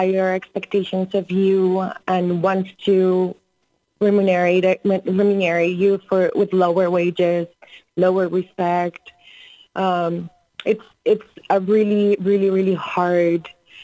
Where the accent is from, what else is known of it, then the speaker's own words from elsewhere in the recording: Colombia; also born or lived in Florida; now in New York City, United States; I was born and raised in Colombia, and then I went to the University of South Florida